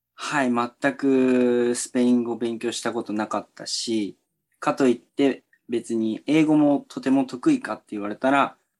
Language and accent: Japanese; Chiba, Japan; also born or lived in Kagoshima Prefecture / El Salvador; 地元の千葉県の中学校で働いていて